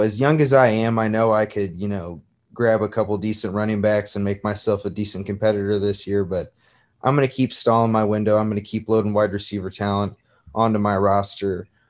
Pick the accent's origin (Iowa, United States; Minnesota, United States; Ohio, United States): Ohio, United States; Cincinnati; I was born in Cincinnati, Ohio